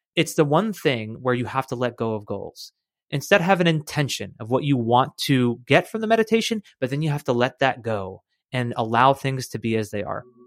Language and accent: English; United States; I grew up right in the United States